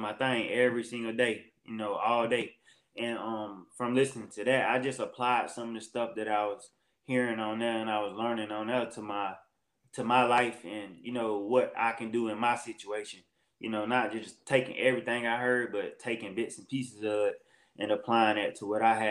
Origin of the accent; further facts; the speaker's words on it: Augusta, Georgia, United States; I'm from Augusta, Georgia. I grew up here my whole life.